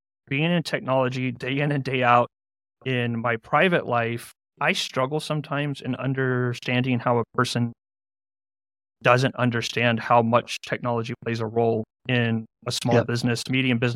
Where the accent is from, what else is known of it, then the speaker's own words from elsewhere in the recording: San Antonio, Texas, United States; I'm from San Antonio, Texas